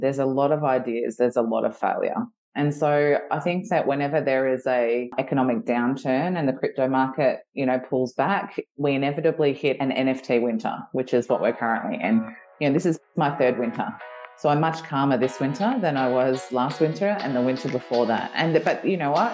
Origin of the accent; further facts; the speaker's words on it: Geelong, Victoria, Australia; I'm a girl from Geelong. I grew up in, you know, a rural town